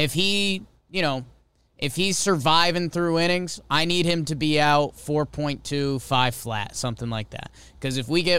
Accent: London, United Kingdom; Oh, in some cultures. I'm from London.

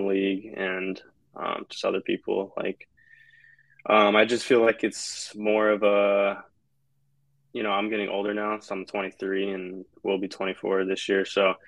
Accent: West Coast, United States; moved away as an adult; also born or lived in Colorado; now in Atlanta, United States; I grew up on the West Coast

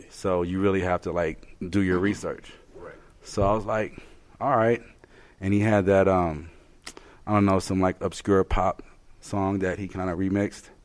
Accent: Colorado Springs, Colorado, United States; We're from Colorado Springs.

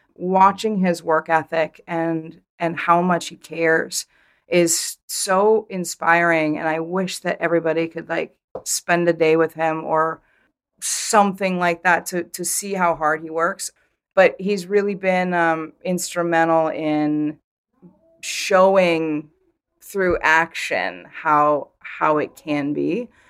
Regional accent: Vermont, United States; I grew up in Vermont

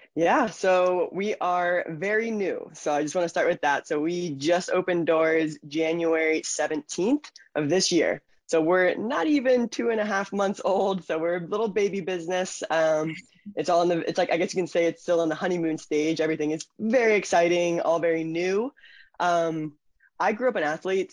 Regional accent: Stuart, Florida, United States; also born or lived in Germany; I grew up in Florida

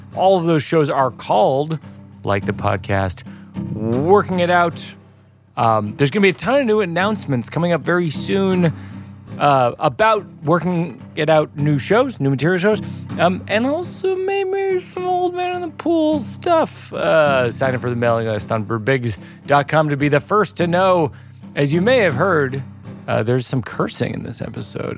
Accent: Worcester, Massachusetts, United States; moved away; I grew up in Worcester

